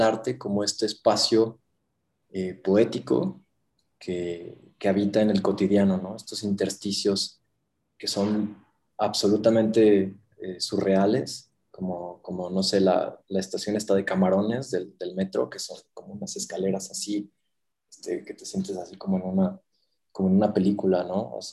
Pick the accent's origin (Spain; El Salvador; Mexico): Mexico; moved away as an adult; now in Mexico City, Mexico; soy mexicano